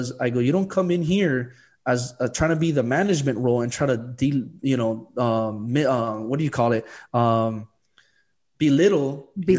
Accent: Miami, Florida, United States; I'm still from Miami

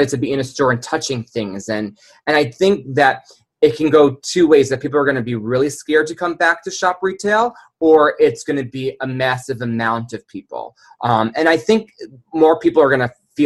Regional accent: New York City, New York, United States; I'm from New York City

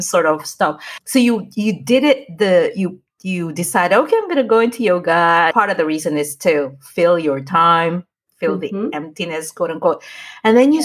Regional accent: United States; moved away as an adult; now in Philippines; I live, grew up in the States

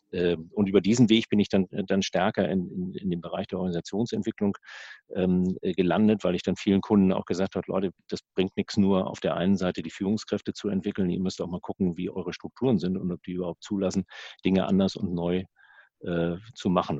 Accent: the North, Northern Germany, Germany; bei uns im Norden

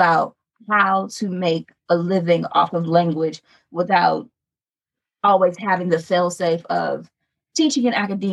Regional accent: Chicago, Illinois, United States; now in Southern United States; I'm from Chicago, and then I came south and have never left

